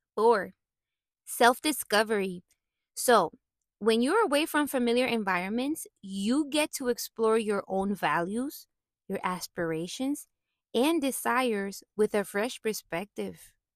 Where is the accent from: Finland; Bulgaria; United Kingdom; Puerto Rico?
Puerto Rico; I was born and raised in Puerto Rico